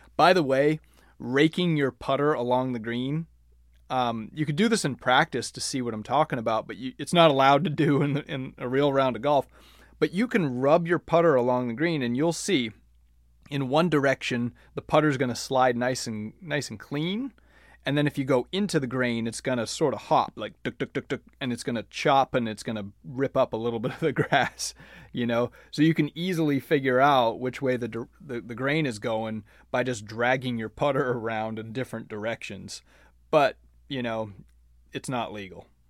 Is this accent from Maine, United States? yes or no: yes; Maine, United States; moved away as an adult; also born or lived in Florida; I grew up in Maine playing on bent grass greens